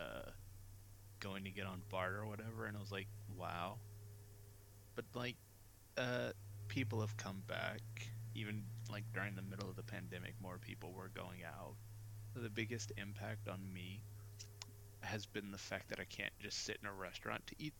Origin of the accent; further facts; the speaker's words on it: United States; I'm an American